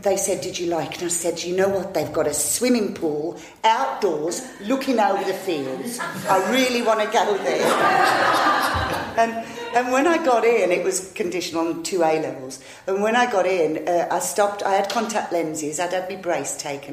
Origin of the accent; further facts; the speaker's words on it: Old Hill, West Midlands, United Kingdom; also born or lived in Dudley; A place called Old Hill, which is about 2 miles away from Dudley in the West Midlands